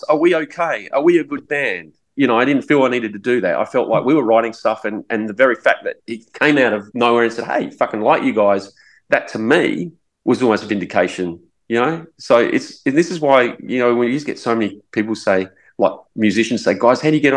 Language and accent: English; Adelaide, South Australia, Australia; we go, Adelaide.